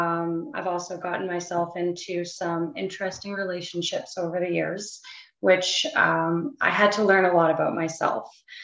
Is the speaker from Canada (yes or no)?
yes; White Rock, British Columbia, Canada; born there; Yeah, so I'm actually from White Rock, BC. Originally, that's where I was born. We did move around a lot growing up, but there are definitely some memories that I hold near and dear in White Rock.